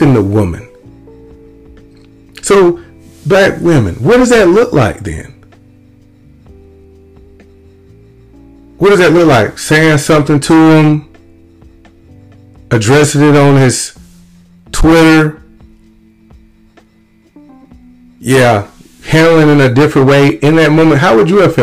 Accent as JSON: {"language": "English", "town": "Lumberton", "region": "Mississippi", "country": "United States", "tie": "born or raised there", "said": "where I grew up in Little Lumberton, Mississippi"}